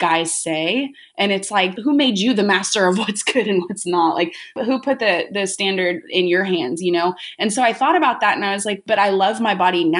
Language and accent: English; Orange County, California, United States; I grew up in Orange County, California